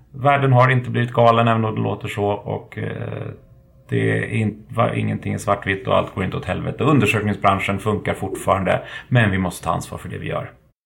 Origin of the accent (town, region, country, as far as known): Sweden